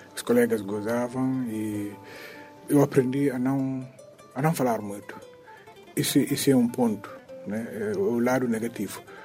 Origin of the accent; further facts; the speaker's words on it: Catió, Tombali, Guinea-Bissau; Eu sou de Catió